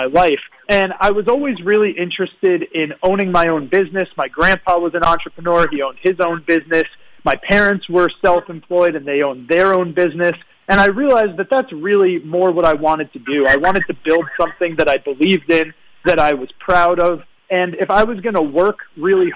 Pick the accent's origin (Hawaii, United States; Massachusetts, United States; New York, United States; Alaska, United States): New York, United States; moved away as an adult; also born or lived in Virgin Islands; now in Puerto Rico; I'm from New York. I was born in New York